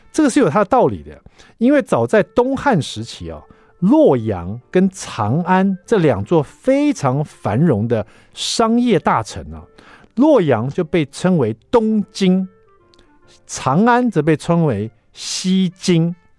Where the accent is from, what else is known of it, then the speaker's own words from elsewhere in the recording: Taiwan; 就是有关于我们台湾人很爱吃的九层塔